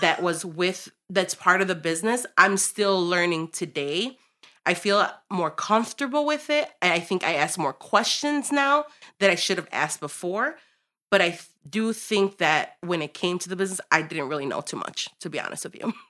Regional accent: Chicago, Illinois, United States; I'm born and raised in Chicago

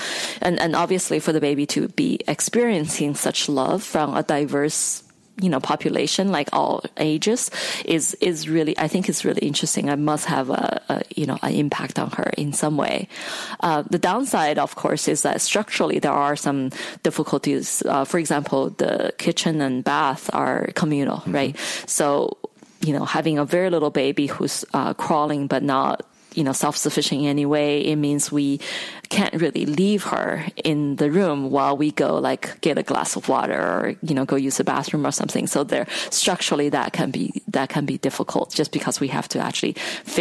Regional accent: China; moved away as an adult; now in United States; I grew up in China

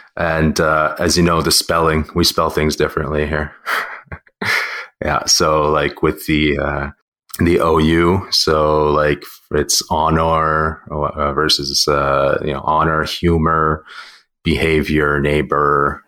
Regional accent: Russia; now in Canada; like me, I'm Russian, but I'm also Canadian.

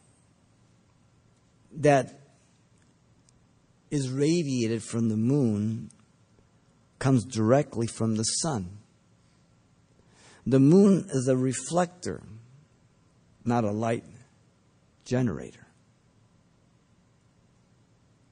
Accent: Mexico; moved away; when I grew up, was growing up in Mexico, and we'd go to the market

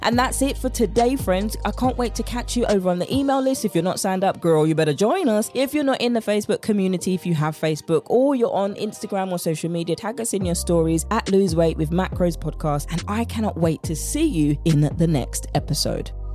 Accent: United Kingdom; accent: British; my British accent

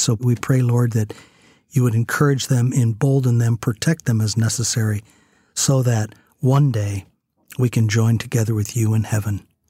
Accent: United States; as an American

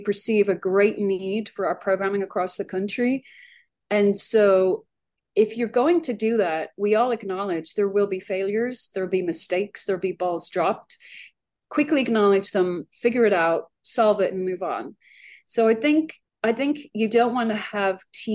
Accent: Dublin, Leinster, Ireland; moved away as an adult; also born or lived in Arlington, Virginia; now in United States; So I arrived in America by myself in 1993. I immigrated from Dublin, Ireland.

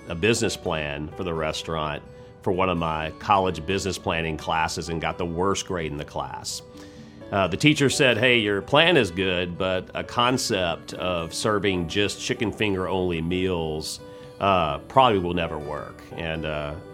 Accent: Baton Rouge, Louisiana, United States; I was able to come back to my hometown of Baton Rouge, Louisiana

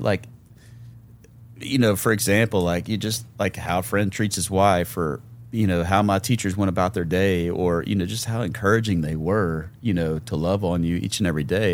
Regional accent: Memphis, Tennessee, United States; born and raised in Memphis, Tennessee

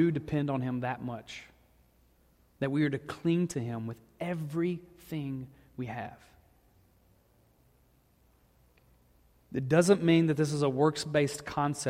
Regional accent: the South, United States; I'm from the South

